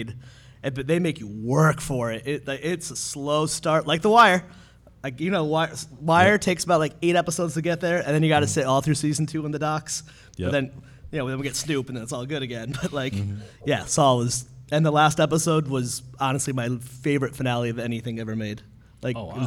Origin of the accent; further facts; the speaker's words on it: Meriden, Connecticut, United States; I'm from Meriden, Connecticut, which is like not what you expect from Connecticut at all